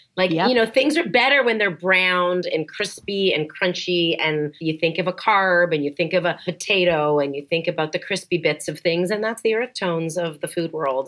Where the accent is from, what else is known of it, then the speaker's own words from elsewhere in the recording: Canada; moved away as an adult; now in United States; born and bred Canadian